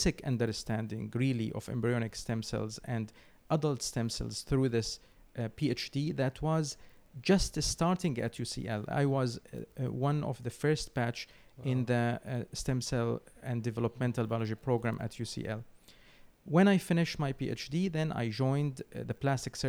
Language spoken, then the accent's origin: English; Syria; moved away as an adult; now in London, United Kingdom; I come from Syria.